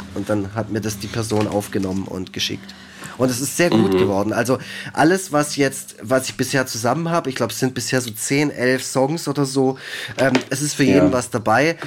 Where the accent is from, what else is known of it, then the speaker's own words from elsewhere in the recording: Germany; ich bin aus Deutschland